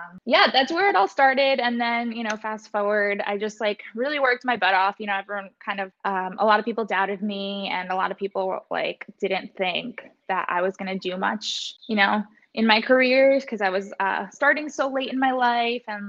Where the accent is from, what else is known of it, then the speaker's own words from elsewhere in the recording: Westchester, New York, United States; also born or lived in Fairfield, Connecticut; I'm from Westchester, New York. And I grew up there my whole life